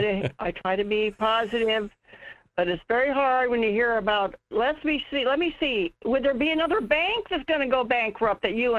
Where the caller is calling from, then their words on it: North Pole, Alaska, United States; in North Pole.